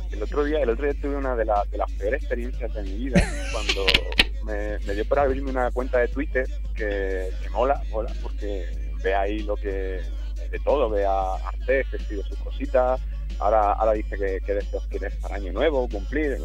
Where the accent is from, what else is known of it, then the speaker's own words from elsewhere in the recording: Jaén, Andalusia, Spain; es de Jaén, de donde soy yo.